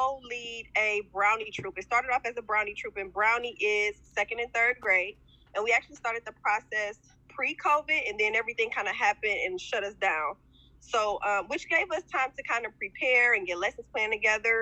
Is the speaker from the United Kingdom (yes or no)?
no; East Cleveland, Ohio, United States; Born and raised in East Cleveland, graduated from Shaw High School